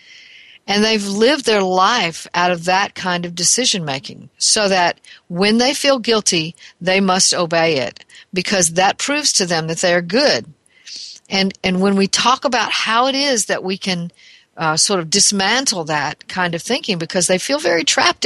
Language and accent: English; Alabama, United States; my home state of Alabama